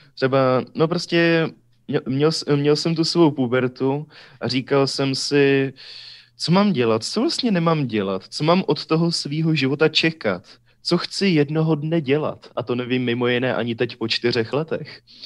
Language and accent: Czech; Ústí nad Orlicí, Pardubice Region, Czechia; born or raised there; also born or lived in Hradec Králové